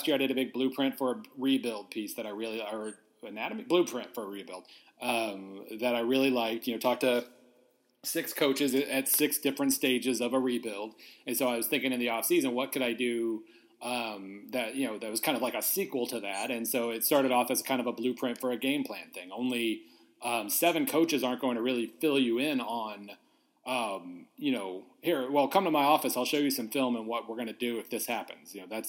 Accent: Weatherford, Oklahoma, United States; where I grew up in Weatherford, Oklahoma

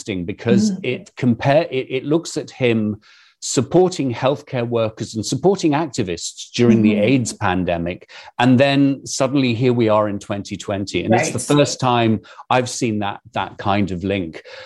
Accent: United Kingdom; accent: British; moved away; given my accent, brings me back to the United Kingdom

